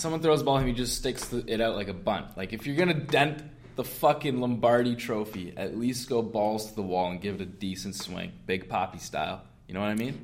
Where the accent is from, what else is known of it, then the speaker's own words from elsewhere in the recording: Canada; we're Canadian